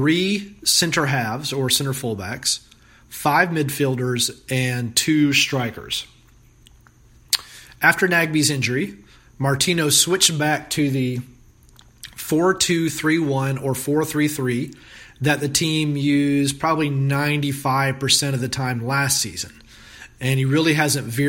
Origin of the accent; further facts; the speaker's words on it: Mableton, Georgia, United States; also born or lived in North Carolina / Florida / Virginia; I grew up in the Atlanta area in Mableton.